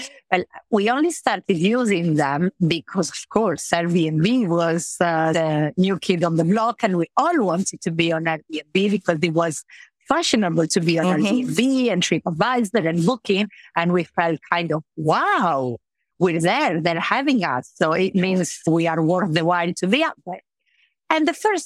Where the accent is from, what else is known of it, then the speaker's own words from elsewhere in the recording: Trieste, Friuli-Venezia Giulia, Italy; English is a second language; moved away as an adult; also born or lived in London; now in Marbella, Spain; I'm from Italy. I'm from Trieste, the north of Italy